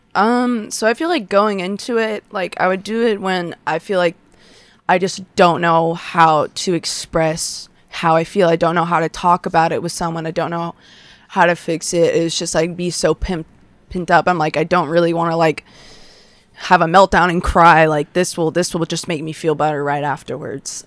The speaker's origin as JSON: {"language": "English", "town": "Westlake", "country": "United States", "tie": "born or raised there", "said": "I grew up in Westlake, Westlake schools"}